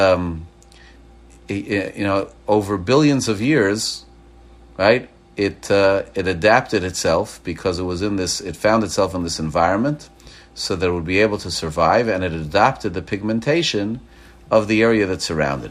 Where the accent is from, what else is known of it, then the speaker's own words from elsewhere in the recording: Montreal, Quebec, Canada; now in Maryland, United States; I grew up in Montreal, but you know, I left Montreal 38 years ago. My body's thermostat changed to be able to take Maryland humidity instead of Canadian frigidity